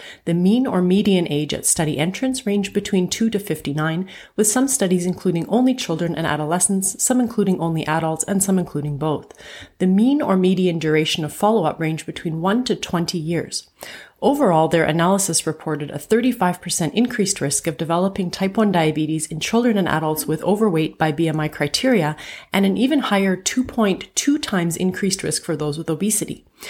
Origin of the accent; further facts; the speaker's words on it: Canada; I'm a Canadian physician